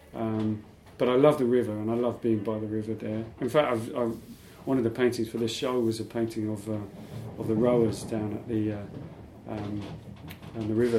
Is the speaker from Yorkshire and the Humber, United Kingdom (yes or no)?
no; London, United Kingdom; I grew up in Putney.